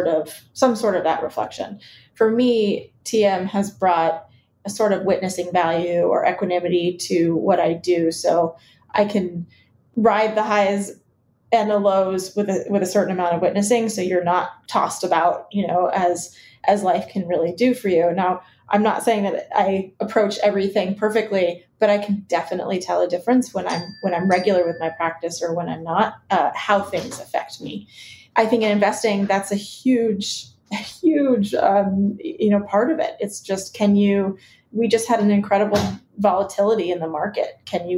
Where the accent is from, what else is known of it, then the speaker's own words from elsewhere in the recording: Iowa, United States; also born or lived in Chicago, Illinois; I was originally from Chicago, but they moved us to Iowa when we were young